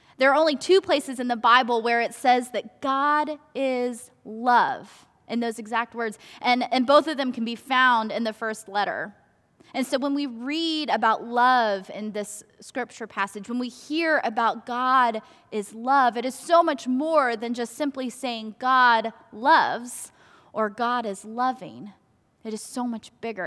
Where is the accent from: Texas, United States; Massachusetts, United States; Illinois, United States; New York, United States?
Texas, United States; Garland; also born or lived in South Korea; First United Methodist Church in Garland, where I grew up